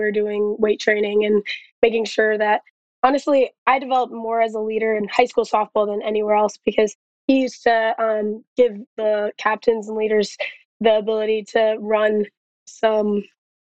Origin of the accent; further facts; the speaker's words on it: Wisconsin, United States; moved away as an adult; now in Minnesota, United States; growing up in Wisconsin